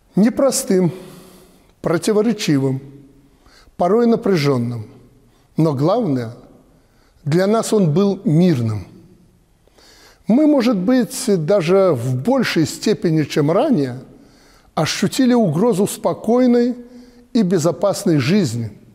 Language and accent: Russian; Belarus